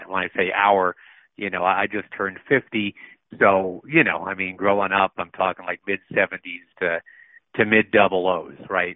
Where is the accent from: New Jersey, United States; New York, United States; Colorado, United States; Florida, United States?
New York, United States; Rochester; also born or lived in Atlanta / Boston; I was actually born well born in Atlanta, but grew up in uh, in both Boston and Rochester, New York. More Rochester than Boston. I only spent like three years in Boston, so I tell people I'm from Rochester.